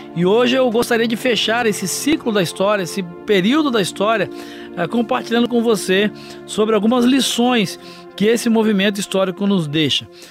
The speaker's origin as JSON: {"language": "Portuguese", "country": "Brazil", "said": "como brasileiros, como latino-americanos"}